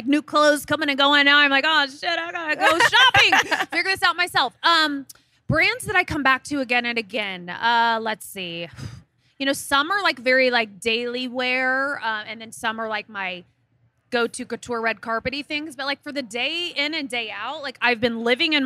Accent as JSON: {"language": "English", "region": "Midwest", "country": "United States", "said": "I'm from the Midwest"}